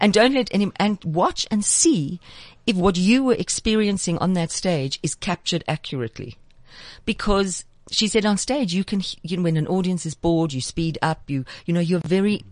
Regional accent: South Africa

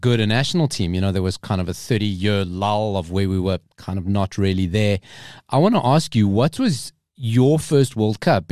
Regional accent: South Africa; also born or lived in Johannesburg, South Africa; I was born in South Africa. My family's from Madeira

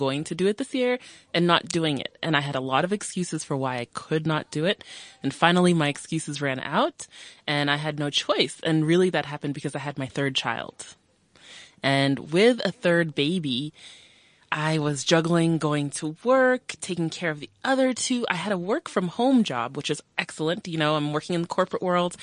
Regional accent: United States; moved away as an adult; now in South Africa; I'm a South African born in South Africa, brought to America at age 6, and then brought myself home after 26 years

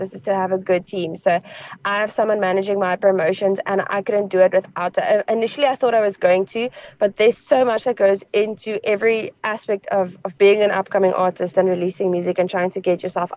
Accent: Northern Cape, South Africa; I am an Afrikaans farm girl. I'm from the Northern Cape. I'm from the desert.

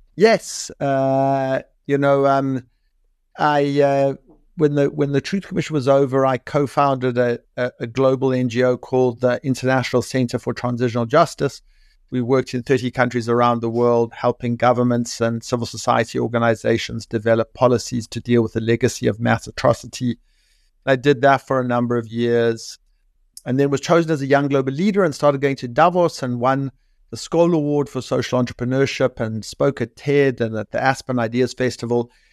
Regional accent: South Africa; moved away as an adult; now in London, United Kingdom; I grew up in South Africa in the nineteen eighties

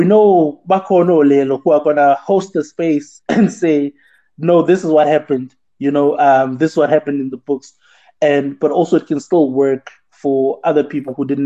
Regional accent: South Africa

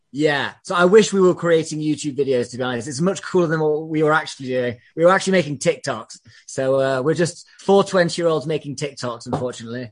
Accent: England, United Kingdom; I'm English

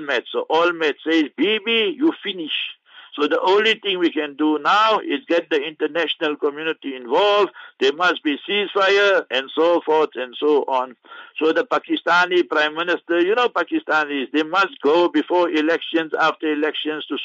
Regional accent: South Africa; also born or lived in Rustenburg; We are South African citizens

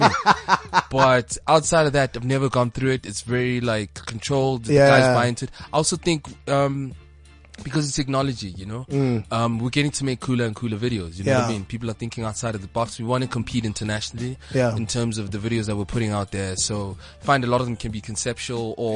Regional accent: South Africa

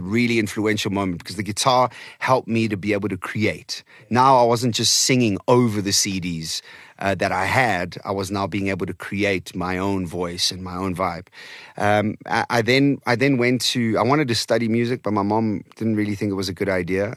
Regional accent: Eastern Cape, South Africa; first language Portuguese; English is a second language; also born or lived in Portimão, Algarve, Portugal; I started to learn English and Xhosa and Afrikaans all at the same time in the Okay. Eastern Cape

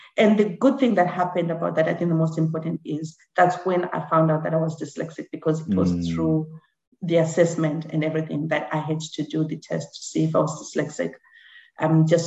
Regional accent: Harare, Zimbabwe; first language Shona; English is a second language; also born or lived in Masvingo, Zimbabwe; now in United Kingdom; I was born in Mbare.

